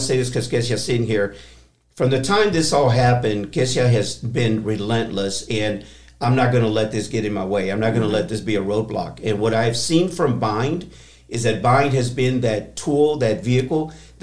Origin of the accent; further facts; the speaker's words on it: Texas, United States; moved away as an adult; also born or lived in San Diego, California / Houston, Texas / Corpus Christi, Texas / Austin, Texas; I'm born and raised in Texas